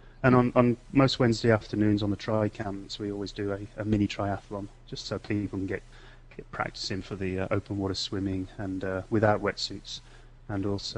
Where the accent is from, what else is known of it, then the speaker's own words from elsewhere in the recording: England, United Kingdom; also born or lived in Australia / Netherlands; Originally from England. Not lived there for a while. Went across to Holland. I'm brought up in Australia, but came back to England when I was about 11.